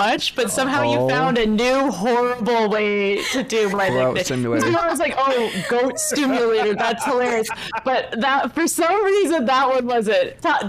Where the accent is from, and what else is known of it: Canada